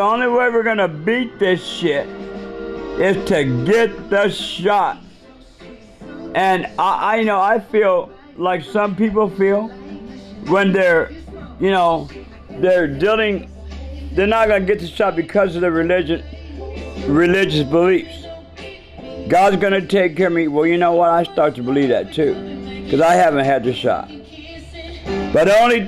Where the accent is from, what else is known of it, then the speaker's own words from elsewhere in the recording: United States; I'm an American.